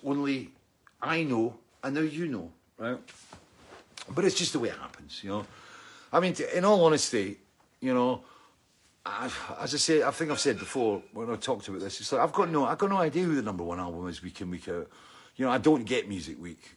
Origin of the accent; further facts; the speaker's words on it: Scotland, United Kingdom; I'm Scottish